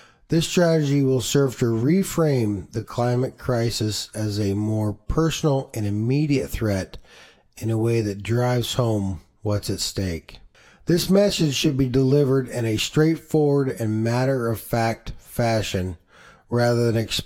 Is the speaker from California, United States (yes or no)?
no; Washington, United States; growing up in Washington State